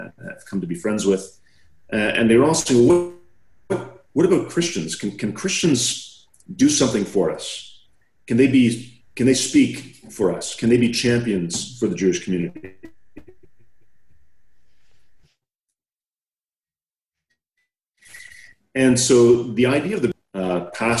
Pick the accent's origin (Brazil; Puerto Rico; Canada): Canada; I'm a Canadian